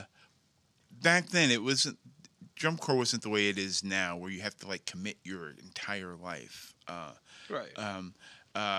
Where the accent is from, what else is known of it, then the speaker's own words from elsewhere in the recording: New Jersey, United States; moved away; I grew up in New Jersey, pretty much involved in the arts